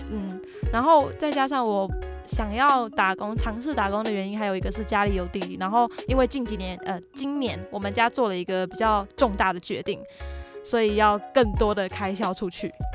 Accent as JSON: {"language": "Chinese", "region": "Hsinchu", "country": "Taiwan", "tie": "born or raised there", "moved": "as an adult", "lives_now": "Taipei, Taiwan", "said": "我是在台北读大学嘛，啊，我老家在新竹"}